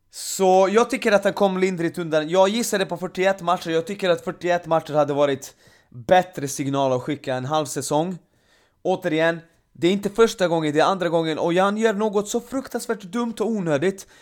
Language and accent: Swedish; Serbia; now in Sweden; Serbien, mitt hemland